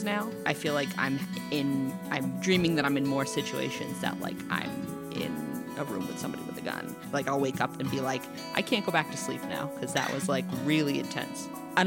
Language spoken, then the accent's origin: English; Massachusetts, United States; moved away as an adult; now in New York, United States; I'm from Massachusetts